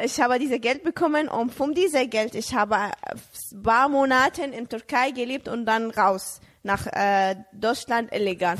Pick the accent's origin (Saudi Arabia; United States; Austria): Saudi Arabia; German is a second language; moved away as an adult; now in Germany; ich bin in Saudi-Arabien geboren